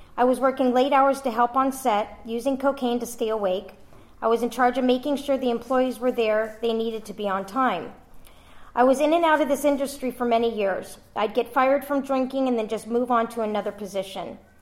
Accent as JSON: {"language": "English", "town": "Los Angeles", "region": "California", "country": "United States", "tie": "born or raised there", "said": "I was born in Encino, California in 1971."}